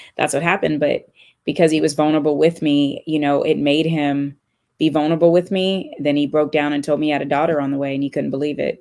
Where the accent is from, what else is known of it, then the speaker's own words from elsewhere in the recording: California, United States; moved away; I'm from California